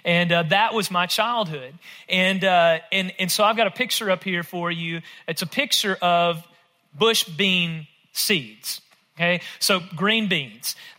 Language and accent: English; rural West Tennessee, United States; I grew up in rural West Tennessee, if my accent doesn't give it away